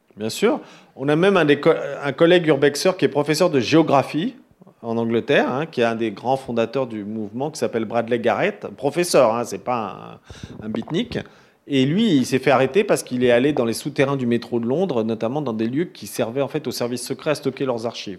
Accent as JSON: {"language": "French", "town": "Paris", "region": "Île-de-France", "country": "France", "said": "je suis parisien"}